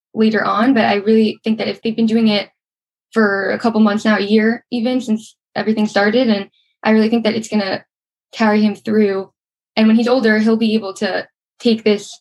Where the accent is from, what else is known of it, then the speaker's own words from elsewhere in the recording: Suffern, New York, United States; I grew up in Suffern, New York